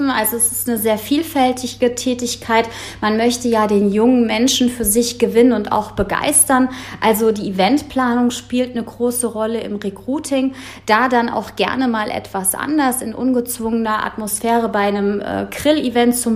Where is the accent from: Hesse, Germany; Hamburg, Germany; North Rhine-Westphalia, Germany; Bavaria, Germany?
Hesse, Germany; Frankfurt; born there; ich bin 35 Jahre alt, wohnhaft und geboren in Frankfurt am Main